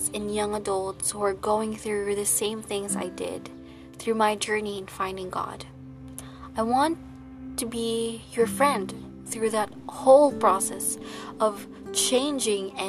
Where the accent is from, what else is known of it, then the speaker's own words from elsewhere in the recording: Philippines; I come from the Philippines, where I work as a real estate sales representative